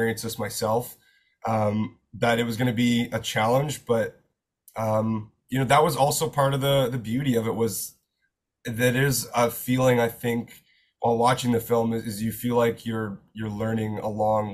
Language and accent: English; outside of Kingston, Ontario, Canada; moved away as an adult; now in Toronto, Canada; I was born and raised outside of Kingston, Ontario